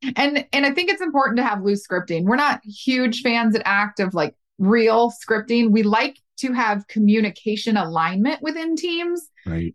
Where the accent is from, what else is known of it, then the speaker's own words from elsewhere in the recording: the South, United States; I'm from the South